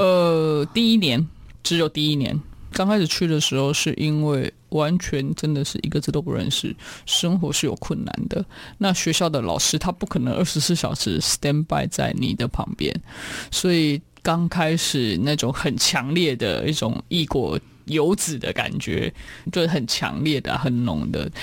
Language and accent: Chinese; Taiwan; moved away as an adult; also born or lived in Siberia, Russia; 我是来自台湾的